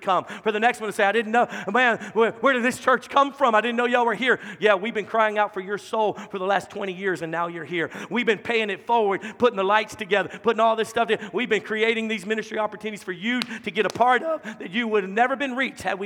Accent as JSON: {"language": "English", "region": "Louisiana", "country": "United States", "moved": "yes", "lives_now": "Dallas-Fort Worth Metroplex, United States", "said": "I'm from Louisiana. Our capital city, Baton Rouge, was only 300,000"}